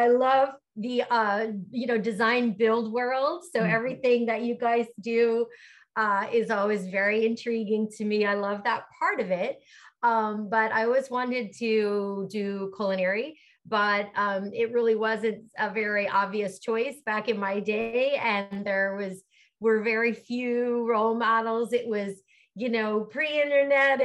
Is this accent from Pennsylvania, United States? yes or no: yes; Pennsylvania, United States; moved away as an adult; also born or lived in Philadelphia; now in California, United States; I'm from Pennsylvania, mm-hmm. Went to school in Philly